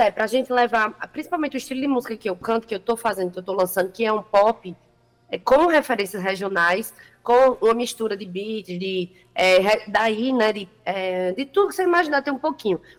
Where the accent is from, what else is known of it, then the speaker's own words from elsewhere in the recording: Campina Grande, Paraíba, Brazil; Eu sou de Campina, nasci em Campina Grande, mas as raízes da minha família são do interior.